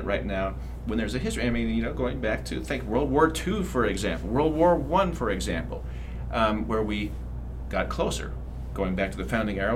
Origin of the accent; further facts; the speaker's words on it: United States; I as an American, you know, red-blooded American